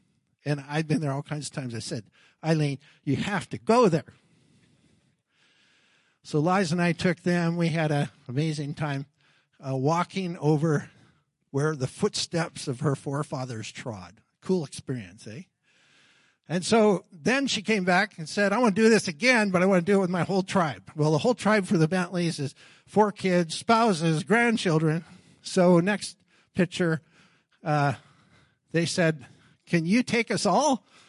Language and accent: English; Alabama, United States; I came from Alabama, and I'm going to do these things, and then I'm finished.